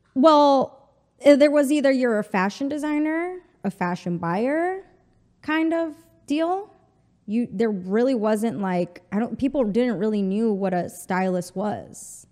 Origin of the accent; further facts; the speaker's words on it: El Paso, Texas, United States; first language Spanish; English is a second language; moved away as an adult; also born or lived in Mexico City / Chihuahua; now in New York, United States; I'm from the border. I'm from El Paso, Texas